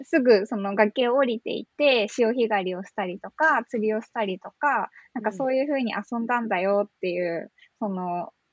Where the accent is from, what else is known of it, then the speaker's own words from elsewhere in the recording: Gunma, Japan; moved away as an adult; also born or lived in Nishi-Chiba, Chiba; now in Chiba, Japan; 私って群馬県出身で、ずっと千葉で活動してると、千葉県生まれと勘違いされることよくあるんですけど、うんうん、私群馬が出身なんですよ。で、はいはい、海なし県で育っていて